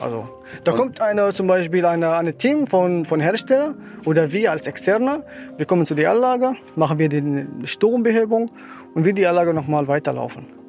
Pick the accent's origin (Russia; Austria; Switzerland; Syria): Syria; German is a second language; moved away as an adult; now in Germany; ich komme ursprünglich aus Syrien. Ich bin seit 2016 hier in Deutschland.